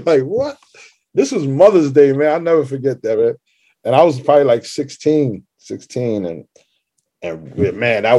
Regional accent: New York City, New York, United States; I grew up in Parkchester right here. I was there 24 years

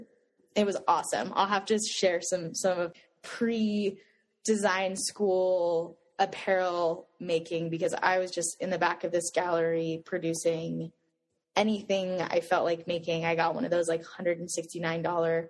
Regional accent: Boulder, Colorado, United States; I grew up in Boulder, Colorado

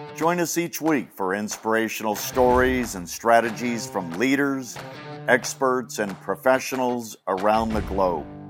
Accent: Bay Area, California, United States; growing up in the Bay Area

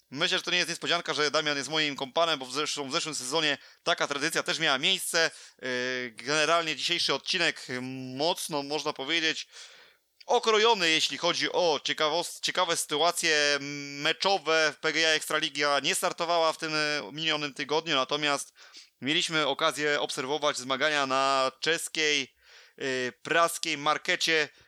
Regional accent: Poland; moje rodzinne miasto

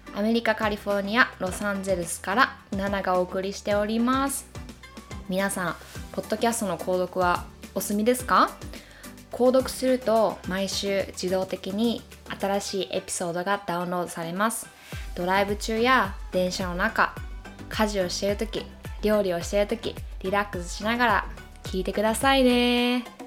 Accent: Japan; moved away as an adult; now in United States; 自分がこう生まれ育った国

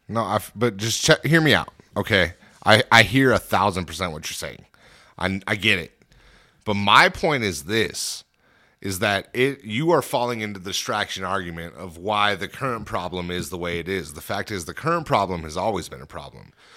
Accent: United States; we as an American people

